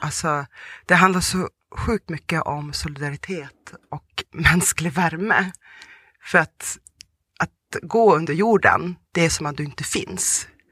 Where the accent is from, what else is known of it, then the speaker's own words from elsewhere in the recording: Sweden; first language Russian; Swedish is a second language; also born or lived in Volgograd, Russia / Tanzania / Umeå, Sweden; jag kommer ju från eh, Ryssland, även uppvuxen i Sverige.